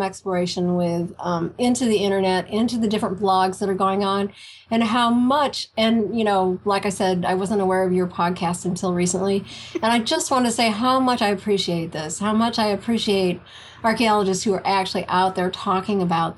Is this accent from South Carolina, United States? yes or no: no; Iowa, United States; my hometown, in my office in Iowa